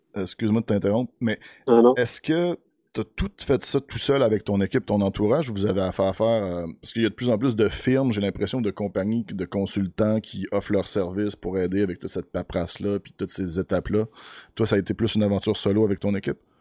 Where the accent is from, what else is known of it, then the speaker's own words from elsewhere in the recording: Beauce, Quebec, Canada; moved away; moi, je viens de la Beauce. Mon père a une terre